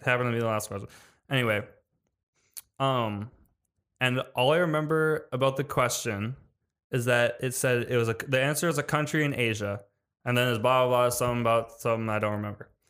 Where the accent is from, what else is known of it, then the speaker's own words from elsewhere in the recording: Wisconsin, United States; I'm from Wisconsin